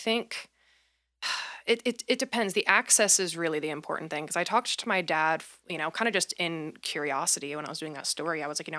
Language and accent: English; Fishers, Indiana, United States; I grew up in Fishers, Indiana, which is a suburb of Indianapolis